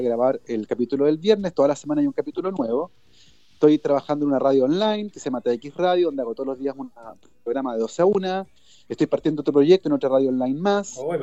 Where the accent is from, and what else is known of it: Chile